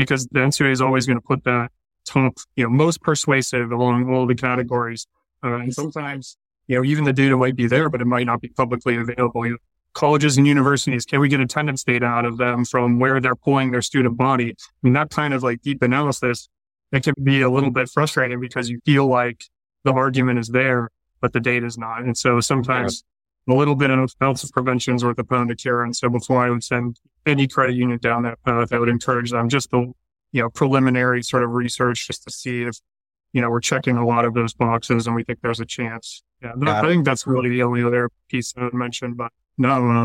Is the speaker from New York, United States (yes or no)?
no; Pittsburgh, Pennsylvania, United States; now in Washington, D.C., United States; I'm from Pittsburgh